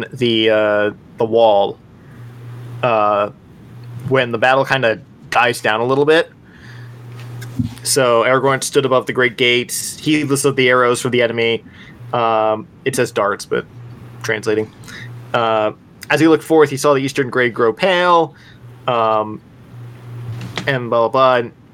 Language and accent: English; United States; As an American